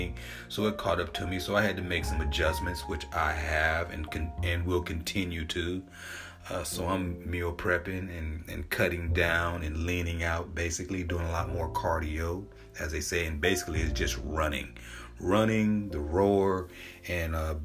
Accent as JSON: {"language": "English", "region": "Southern California", "country": "United States", "tie": "born or raised there", "said": "I grew up in Southern California"}